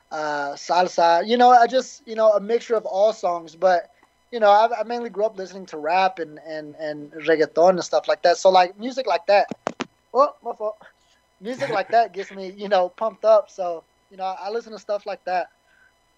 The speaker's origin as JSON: {"language": "English", "region": "the South", "country": "United States", "said": "I'm from the South"}